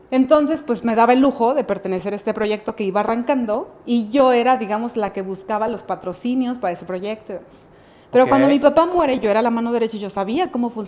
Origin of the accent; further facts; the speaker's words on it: Querétaro, Mexico; also born or lived in Mexico City; yo nací en Ciudad de México, pero cinco años, a los cinco años me vine a vivir acá.